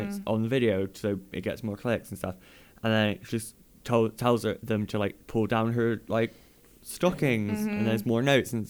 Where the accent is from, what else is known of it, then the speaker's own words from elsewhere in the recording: Chicago, Illinois, United States; I'm from Chicago.